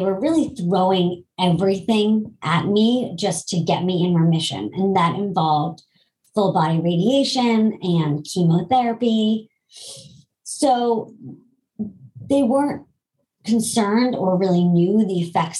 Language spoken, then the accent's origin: English; Boston, Massachusetts, United States; also born or lived in New York; I'm originally from Boston